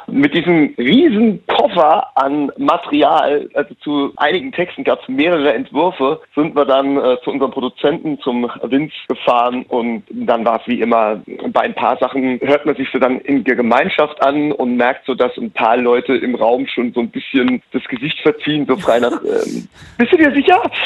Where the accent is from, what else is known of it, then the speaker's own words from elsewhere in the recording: Rhineland-Palatinate, Germany; als in der Pfalz geboren und in der Pfalz aufgewachsen